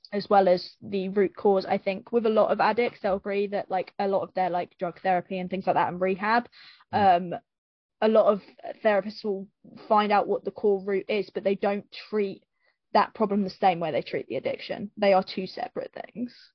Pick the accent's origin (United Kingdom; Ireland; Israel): United Kingdom; Luton, East of England; I grew up, I grew up in Luton